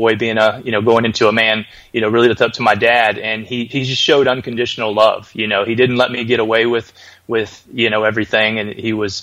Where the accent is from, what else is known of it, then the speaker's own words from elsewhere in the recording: Birmingham, Alabama, United States; I was born in Birmingham, Alabama